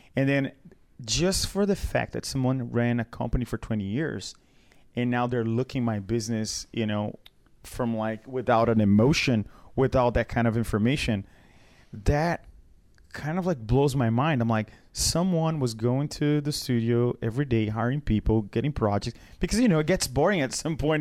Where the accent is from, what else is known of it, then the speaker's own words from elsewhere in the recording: Brazil; moved away; I come from Brazil